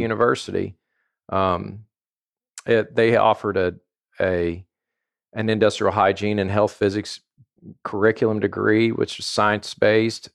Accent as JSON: {"language": "English", "region": "southern Indiana", "country": "United States", "tie": "born or raised there", "also_born_or_lived": "Louisville, Kentucky / Bloomington, Indiana", "said": "I grew up uh, around Louisville in in southern Indiana. Uh, when I was in the fourth grade, we moved to a small town outside of Bloomington, Indiana, uh-huh. and went through high school there"}